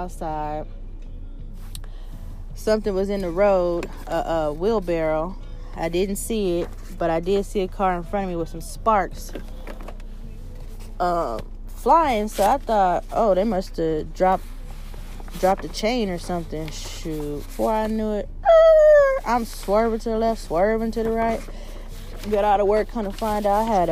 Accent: United States; I love being an American, African American.

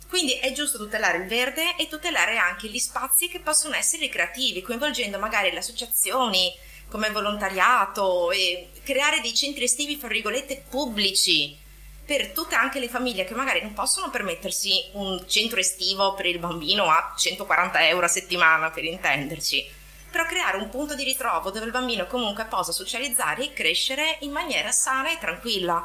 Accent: Venice, Veneto, Italy; now in Marghera, Italy; non ho la patente in quanto veneziana

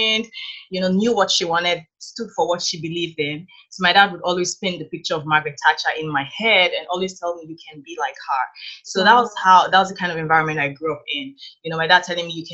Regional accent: Nigeria; moved away as an adult; now in Canada; I grew up in Nigeria. So I was born and raised in Nigeria in a very conservative Christian family

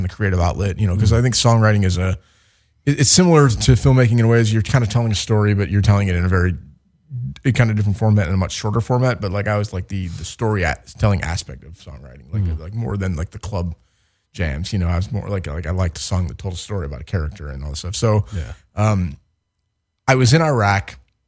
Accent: Chicago, Illinois, United States; now in Los Angeles, United States

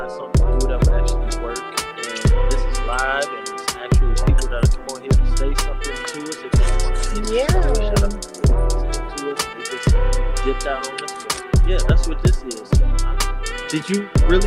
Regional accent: Midwest, United States; I'm from the Midwest

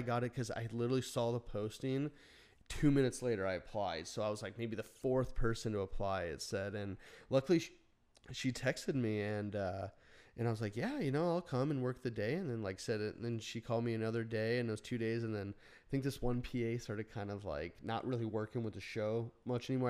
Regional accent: Phoenix, Arizona, United States; moved away; also born or lived in Burbank, California; we grew up in Phoenix

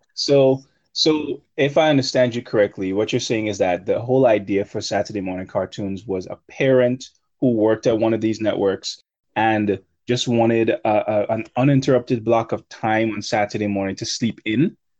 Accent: Grenada; I grew up in Grenada

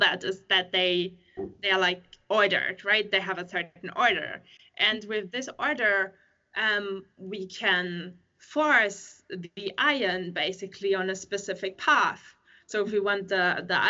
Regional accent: Germany; moved away as an adult; now in Sweden; I'm from Germany originally

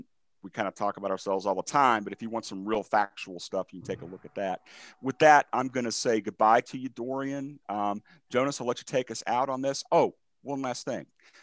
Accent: United States; I'm from America.

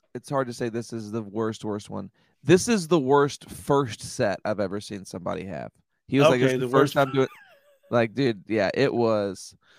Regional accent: Washington, District of Columbia, United States; moved away; And I was like, DC.

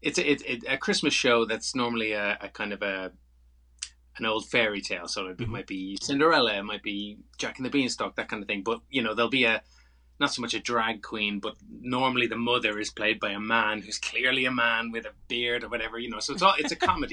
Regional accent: Ireland; moved away as an adult; now in London, United Kingdom; I'm from Ireland originally, but I've lived in London since, I think, 2006.

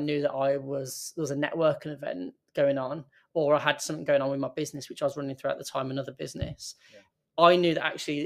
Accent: Birmingham, West Midlands, United Kingdom; I'm from Birmingham, I moved out for university, I moved away from my home

